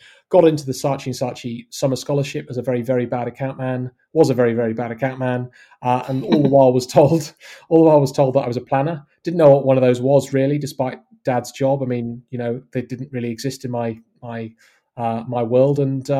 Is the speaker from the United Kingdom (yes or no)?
yes; West Midlands, United Kingdom; now in Surrey, United Kingdom; So that's why I sound like, despite living in Surrey, I'm actually from the West Midlands, but I sound fairly neutrally accented.